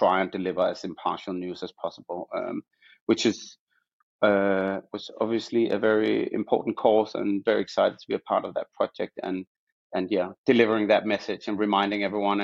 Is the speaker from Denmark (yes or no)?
yes; Copenhagen, Capital Region of Denmark, Denmark; moved away as an adult; also born or lived in Amsterdam; now in London, United Kingdom; I studied in Denmark, where I was born and raised in Copenhagen. So, that's where you can hear my accent from.